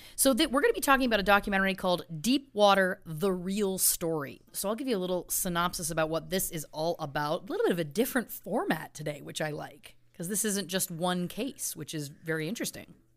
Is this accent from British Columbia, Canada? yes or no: no; Belleville, Ontario, Canada; my hometown of Belleville, Ontario, Canada